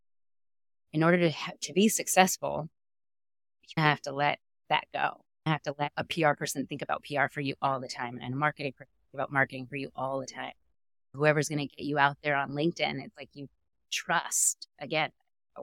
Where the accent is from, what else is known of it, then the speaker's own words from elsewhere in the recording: Los Angeles, California, United States; also born or lived in Chico, California; growing up in Southern California